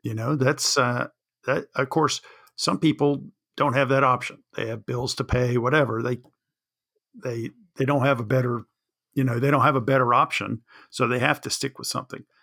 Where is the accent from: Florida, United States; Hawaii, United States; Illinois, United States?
Florida, United States; Jacksonville; I grew up in Jacksonville, Florida